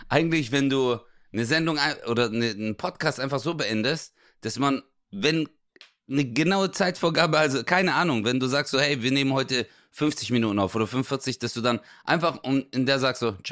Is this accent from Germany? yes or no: no; Greece; Ja, wobei, ich bin ja auch Grieche, ja, stimmt.